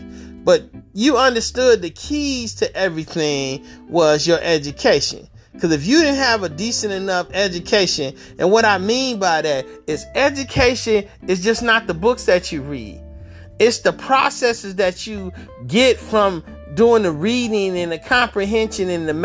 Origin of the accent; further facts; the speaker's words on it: Detroit, Michigan, United States; I grew up in Detroit, Michigan